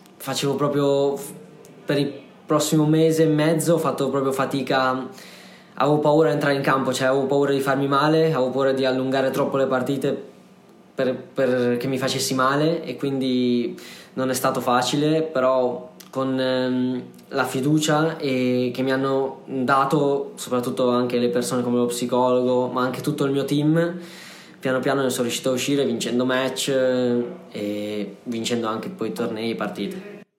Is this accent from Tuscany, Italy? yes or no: no; Sanremo, Liguria, Italy; io sono di Sanremo